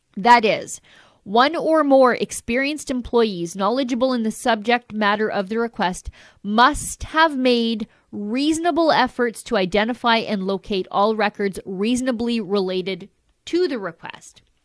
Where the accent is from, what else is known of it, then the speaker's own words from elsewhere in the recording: Canada; I'm a Canadian